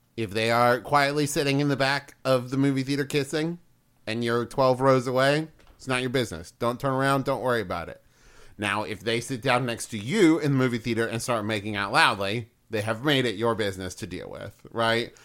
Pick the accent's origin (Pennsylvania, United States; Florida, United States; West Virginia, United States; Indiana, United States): West Virginia, United States; now in Ohio, United States; growing up in West Virginia